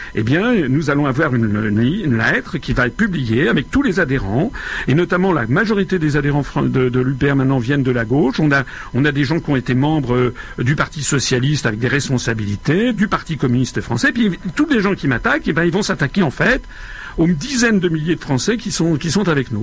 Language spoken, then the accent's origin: French; Paris, Île-de-France, France; je suis né à Paris.